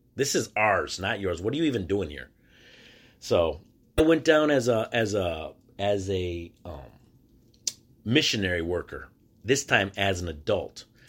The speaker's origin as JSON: {"language": "English", "region": "Michigan", "country": "United States", "said": "I'm from the state of Michigan."}